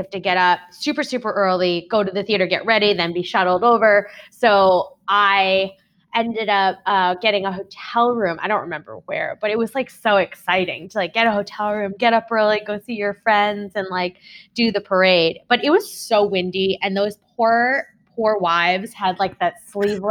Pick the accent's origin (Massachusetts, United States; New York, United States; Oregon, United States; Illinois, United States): New York, United States; East Meadow; also born or lived in Seoul, South Korea; I grew up on Long Island